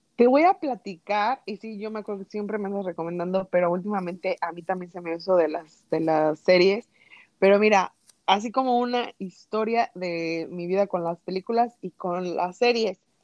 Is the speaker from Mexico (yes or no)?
yes; a small town near Morelia, Michoacán, Mexico; uno de mis tíos trabajaban en un cine que existía en mi pueblo